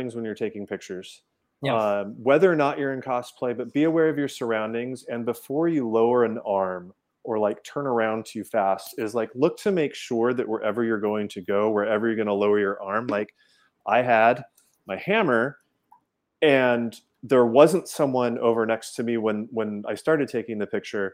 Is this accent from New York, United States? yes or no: no; California, United States; also born or lived in south of San Francisco; now in Florida, United States; I'm from California originally. Before moving to Florida, I was living just south of San Francisco